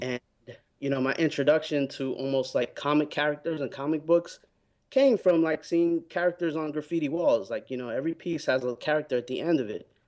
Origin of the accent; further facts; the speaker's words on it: New York City, New York, United States; when I was growing up in New York